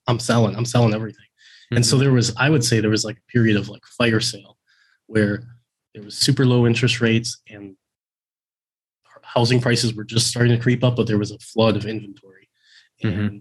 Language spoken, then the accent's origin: English; Midwest, United States; moved away as an adult; also born or lived in Oregon; I grew up in the Midwest